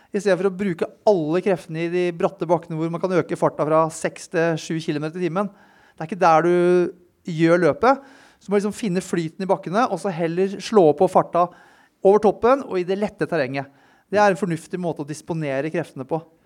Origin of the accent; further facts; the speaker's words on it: Tønsberg, Vestfold, Norway; moved away as an adult; now in Oslo, Norway; jeg er fra Tønsberg. Flytta inn hit til Oslo da jeg var 19 år, 20 år.